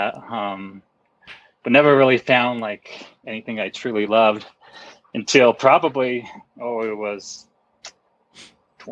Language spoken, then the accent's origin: English; Pueblo, Colorado, United States; now in Leadville, United States; I grew up pretty much in Colorado my whole life. I wasn't born here, but grew up here my whole life on the Front Range of Colorado, just maybe a couple hours south of Denver